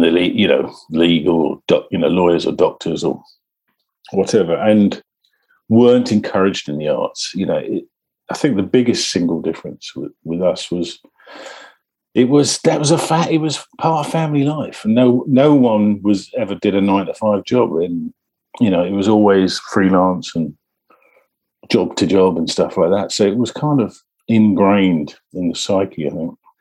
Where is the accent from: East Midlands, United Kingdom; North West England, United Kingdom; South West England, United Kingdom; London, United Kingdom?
London, United Kingdom; also born or lived in Kensington, London; I was born in the old Brompton Road. Um, but we moved out to South London pretty early. In in my, I think I was about six seven when we moved out to um, South London to near Dulwich